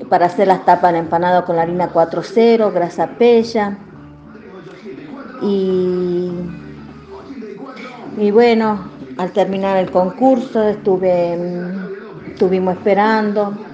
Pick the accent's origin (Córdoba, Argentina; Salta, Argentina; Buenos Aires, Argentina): Salta, Argentina; Chicoana; cocinera de Chicuana